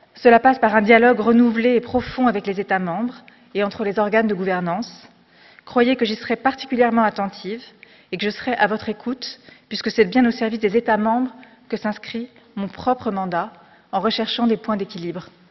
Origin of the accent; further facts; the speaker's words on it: France; also born or lived in Morocco; J'ai grandi en France, mais avec la chance de venir d'ailleurs